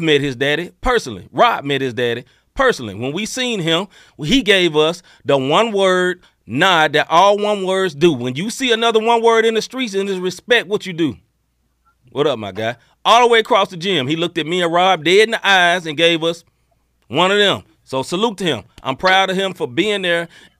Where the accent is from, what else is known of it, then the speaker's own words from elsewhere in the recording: Memphis, Tennessee, United States; now in St. Louis, United States; I'm from Memphis, Tennessee. My cell phone number is still 901. I'm from Memphis, Tennessee. I love Memphis. I am a Memphian. I don't talk like St. Louis people. Why? Because I'm from Memphis.